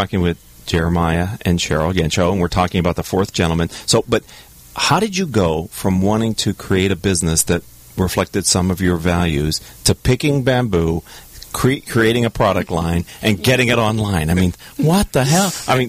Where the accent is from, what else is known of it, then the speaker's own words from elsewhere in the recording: Pittsburgh, Pennsylvania, United States; I'm from Pittsburgh